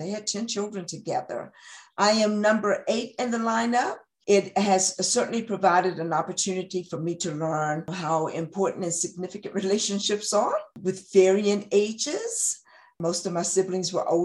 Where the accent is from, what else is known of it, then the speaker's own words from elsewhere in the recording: Christiansburg, Virginia, United States; also born or lived in Roanoke, Virginia / Wythe County, Virginia / Front Royal, Virginia; I was born and raised here in Montgomery County. I was born in Christiansburg, Virginia, and I've lived here the majority of my life.